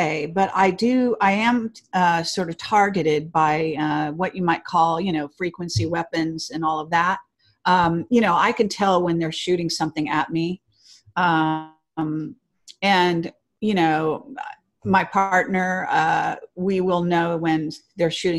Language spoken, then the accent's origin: English; Palo Alto, California, United States; I was born in Palo Alto